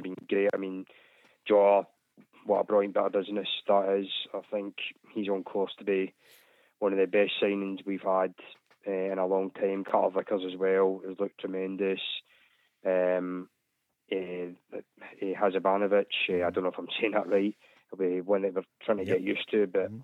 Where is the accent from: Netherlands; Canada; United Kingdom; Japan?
United Kingdom; Greenock, Scotland; also born or lived in Anniesland, Glasgow; I'm from Greenock. I'm actually staying in Annie's Land, just now at my fiance's.